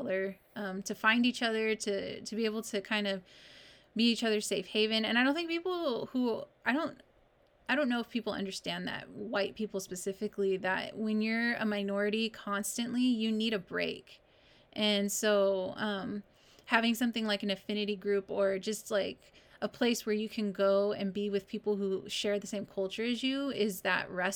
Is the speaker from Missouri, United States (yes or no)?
no; California, United States; I'm from this small town in California